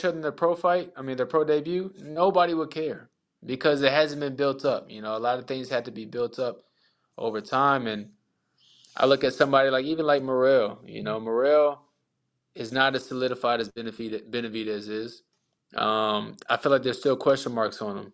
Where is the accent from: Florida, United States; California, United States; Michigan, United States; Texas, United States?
Texas, United States; El Paso; moved away; I was born in El Paso